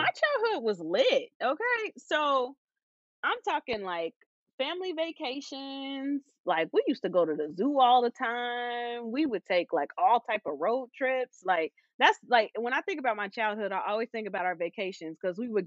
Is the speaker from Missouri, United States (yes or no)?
no; Cincinnati, Ohio, United States; I am from Cincinnati, Ohio